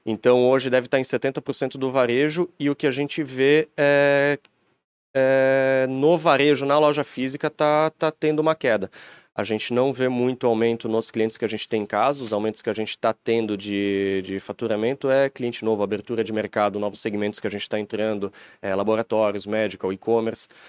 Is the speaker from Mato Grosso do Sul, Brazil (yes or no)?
no; Timbó, Santa Catarina, Brazil; moved away as an adult; now in Blumenau, Brazil; A gente é de Timbó, empresa é em Blumenau. Estou morando em Blumenau agora, mas viemos de, de Timbó mesmo